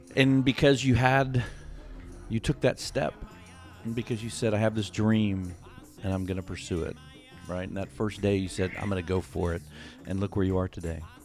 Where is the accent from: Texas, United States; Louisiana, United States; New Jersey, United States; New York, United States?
Texas, United States; Houston; we live probably 20 minutes outside of the city in Houston